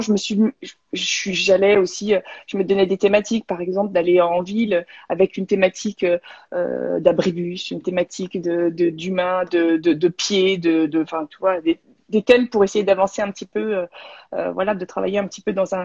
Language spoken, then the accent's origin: French; Beaune, Bourgogne-Franche-Comté, France; moved away as an adult; also born or lived in Besançon / Paris; now in Montpellier, France; je suis de Bourgogne, de Beaune.